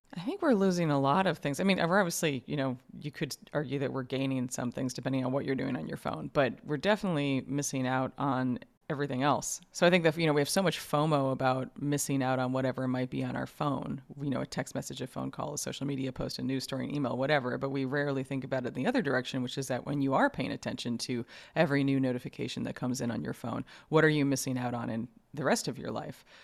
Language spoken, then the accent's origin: English; New York, United States; I grew up in New York